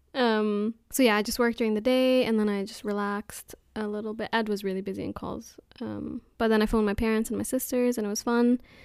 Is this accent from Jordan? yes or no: yes; Jordan; now in Newbury, United Kingdom; I'm from Jordan, but I live in Newbury at the moment